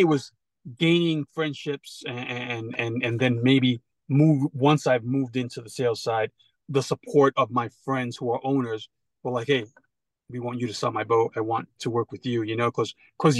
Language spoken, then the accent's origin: English; New York, United States; growing up in New York